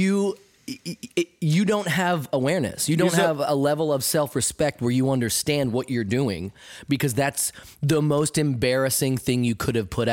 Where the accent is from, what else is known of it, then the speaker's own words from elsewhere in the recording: United States; as an American